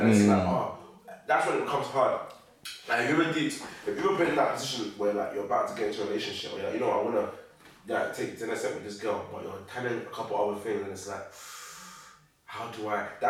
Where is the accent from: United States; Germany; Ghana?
Ghana; I'm Ghanaian